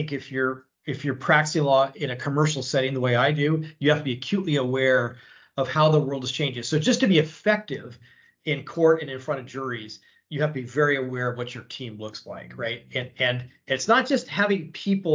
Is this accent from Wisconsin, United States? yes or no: no; San Diego, California, United States; I grew up in San Diego, basically. That's where I went to primary education, high school